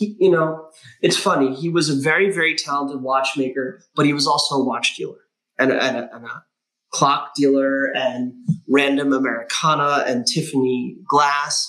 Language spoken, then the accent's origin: English; New York, United States; also born or lived in Portland; now in Los Angeles, United States; I'm from New York